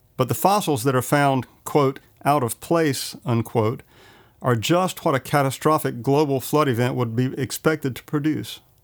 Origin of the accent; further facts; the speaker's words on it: Johnston County, North Carolina, United States; I grew up in Johnston County